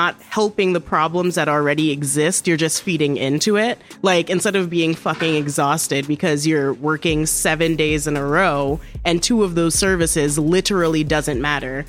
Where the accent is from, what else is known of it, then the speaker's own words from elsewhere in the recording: Trinidad & Tobago; moved away; also born or lived in Vermont; I'm from Trinidad